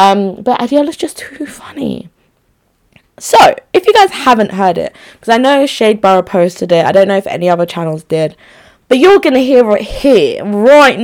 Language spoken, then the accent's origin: English; Nigeria; I'm Nigerian too